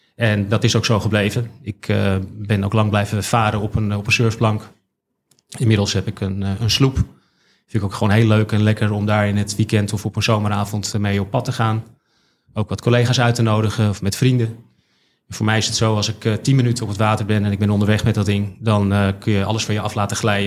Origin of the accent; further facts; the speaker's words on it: Haarlem, North Holland, Netherlands; ik ben geboren en getogen in Haarlem